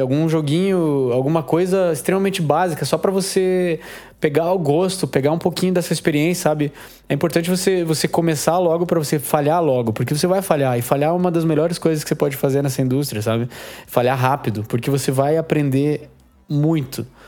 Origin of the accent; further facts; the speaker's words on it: Curitiba, Paraná, Brazil; eu sou de Curitiba aqui